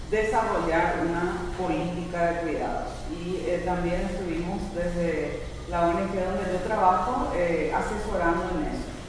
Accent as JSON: {"language": "Spanish", "country": "Paraguay", "said": "soy de Paraguay"}